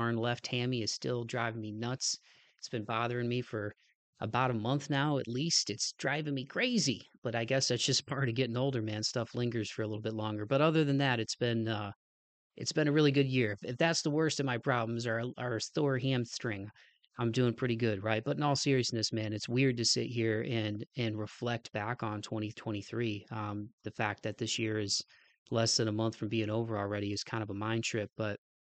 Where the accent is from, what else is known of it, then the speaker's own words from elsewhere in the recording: Midwest, United States; moved away; growing up in the Midwest